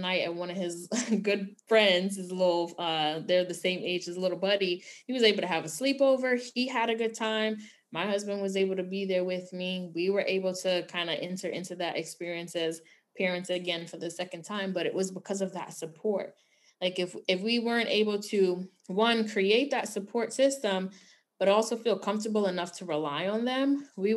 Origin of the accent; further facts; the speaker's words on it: New York City, New York, United States; Growing up in New York City